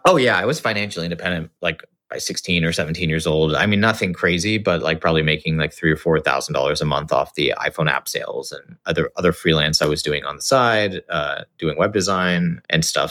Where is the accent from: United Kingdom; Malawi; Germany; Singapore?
Singapore; moved away as an adult; also born or lived in Los Angeles, United States; I grew up in Singapore. um, to sort of Indian parents